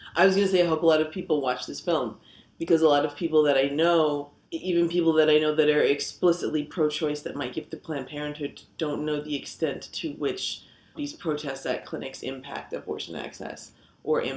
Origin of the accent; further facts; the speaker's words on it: Long Island, New York, United States; now in Queens, United States; I grew up on Long Island, very large suburban sprawl